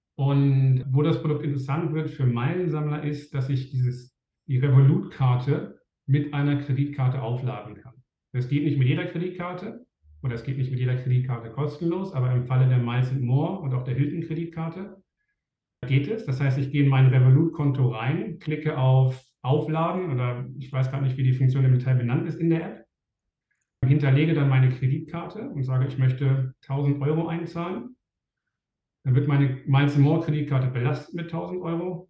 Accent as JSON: {"language": "German", "country": "Germany", "said": "als Deutscher mit einem deutschen Wohnsitz"}